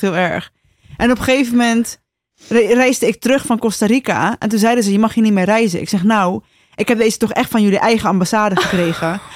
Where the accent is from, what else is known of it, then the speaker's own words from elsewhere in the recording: Rotterdam, South Holland, Netherlands; We zijn ook Rotterdams, hè? Naast dat, we zijn Rotterdammers en ik heb gewoon een grote bek